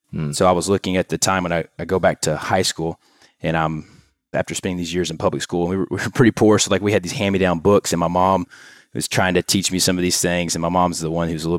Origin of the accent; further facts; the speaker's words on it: Louisiana, United States; moved away as an adult; also born or lived in Tennessee; now in Houston, United States; we moved to Louisiana at a young age, grew up in a trailer home and five kids